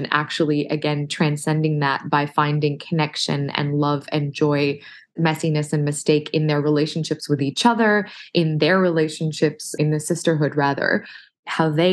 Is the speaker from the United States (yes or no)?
no; Australia; being Arab Australian